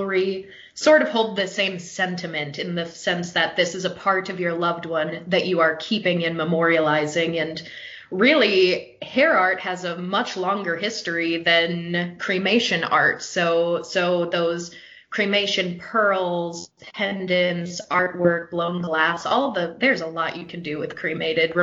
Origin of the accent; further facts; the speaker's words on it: South Dakota, United States; I grew up in South Dakota